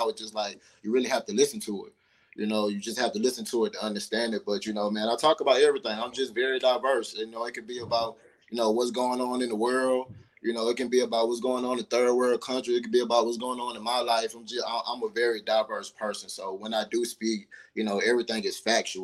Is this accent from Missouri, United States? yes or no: no; East Point, Georgia, United States; also born or lived in New Orleans, Louisiana; as far as East Point, as far as Atlanta, East Point to be exact, is where I grew up